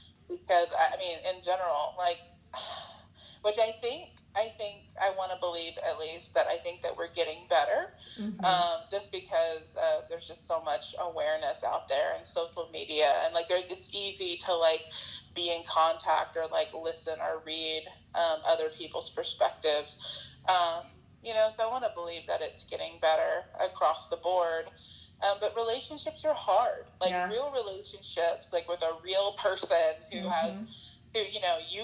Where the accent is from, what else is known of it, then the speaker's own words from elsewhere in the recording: the South, United States; growing up in the South